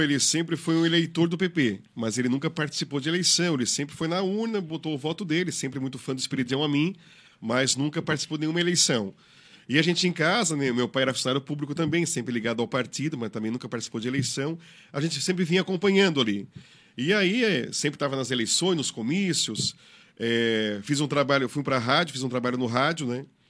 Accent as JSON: {"language": "Portuguese", "country": "Brazil", "tie": "born or raised there", "said": "sou de Sara, morador de Sara, nascido em Sara"}